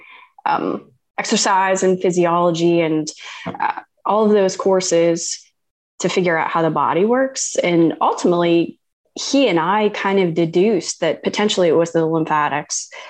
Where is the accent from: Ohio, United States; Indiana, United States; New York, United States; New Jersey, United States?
Ohio, United States; moved away as an adult; I'm a kid from Ohio and went to Ohio State.